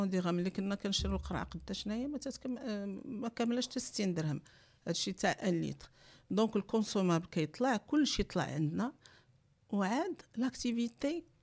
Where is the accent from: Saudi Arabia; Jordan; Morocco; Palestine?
Morocco; علاش بدات لا فيكونداسيون ان فيترو عندنا في المغرب